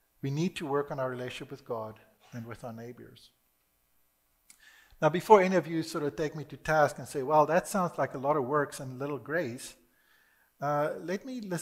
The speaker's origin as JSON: {"language": "English", "country": "South Africa", "tie": "born or raised there", "said": "I was born in South Africa"}